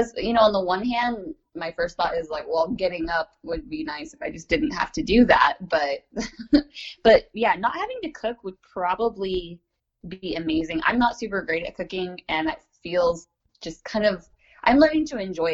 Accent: Pacific Northwest, United States; also born or lived in Alaska / Eugene, Oregon; I grew up mostly in the Pacific Northwest in the U.S., though I've lived a little bit all over the States

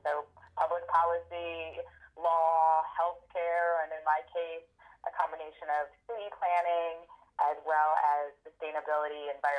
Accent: Germany; I grew up in Germany when I was a child. My father was a Fulbright professor.

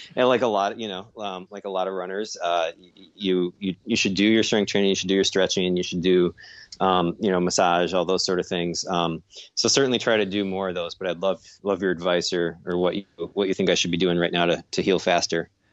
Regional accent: Lakefront Marathon, Wisconsin, United States; Lakefront Marathon, which is my hometown race

